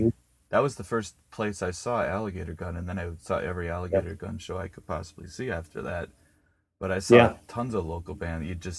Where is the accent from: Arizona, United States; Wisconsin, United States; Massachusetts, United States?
Wisconsin, United States; Waukesha; I grew up in Waukesha. I graduated in 92